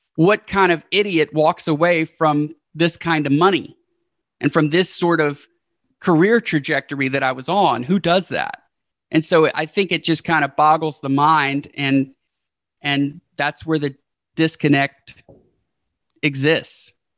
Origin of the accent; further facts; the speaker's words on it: Houston, Texas, United States; we've been staying in the hometown where we're from, which is Houston.